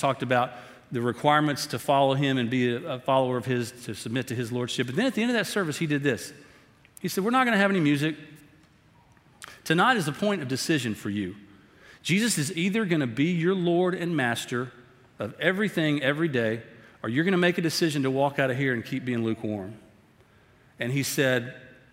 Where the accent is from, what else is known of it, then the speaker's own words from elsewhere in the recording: Tyler, Texas, United States; I grew up over in Tyler